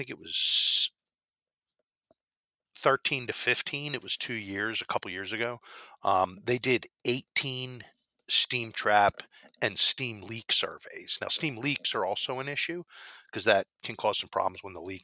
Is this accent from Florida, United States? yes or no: no; Philadelphia, Pennsylvania, United States; I'm from Philly. That's why I say water, I'm not from New York